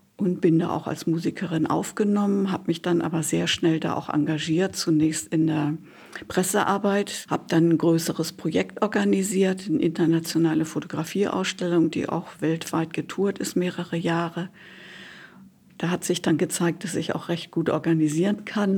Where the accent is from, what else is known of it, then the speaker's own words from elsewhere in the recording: Northern Germany, Germany; Ich bin auf dem Land aufgewachsen in Norddeutschland.